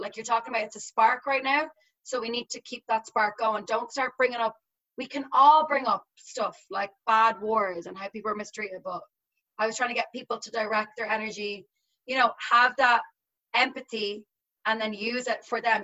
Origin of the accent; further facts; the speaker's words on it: Ireland; moved away as an adult; now in United States; I'm between Northern Ireland and like Dublin. I'm like in between. So I'm like halfway to Dublin, halfway to like the actual border